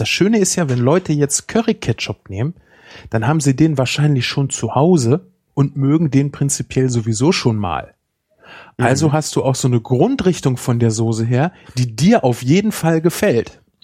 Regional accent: Germany; bei uns, wir sind Deutsche

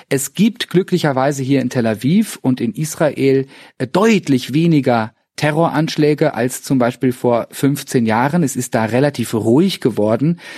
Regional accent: Cologne, North Rhine-Westphalia, Germany; in der Bäckerei auch erstmal, ich als Kölner, äh, ein paar Monate brauchte zu verstehen

